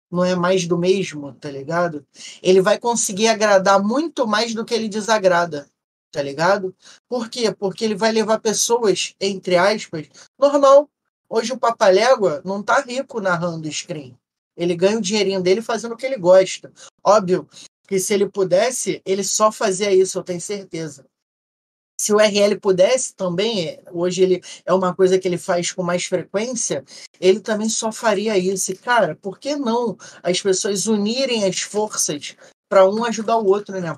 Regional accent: Rio de Janeiro, Brazil; eu como legítimo carioca, eu gosto de falar o português, mais claro possível

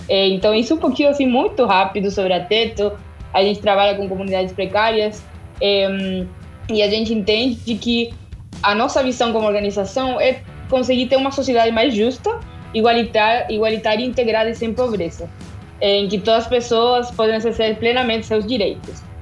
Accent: Argentina; Portuguese is a second language; moved away as an adult; now in Brazil; é, eu sou da Argentina, tenho 27 anos, cheguei no Brasil faz dois anos que eu tô aqui.

